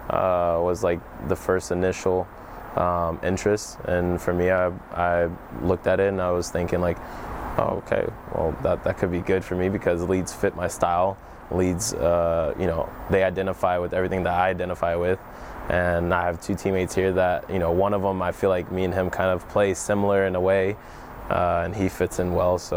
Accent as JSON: {"language": "English", "country": "Germany", "tie": "born or raised there", "said": "I grew up in Germany, so my first thought obviously was to go back to Germany."}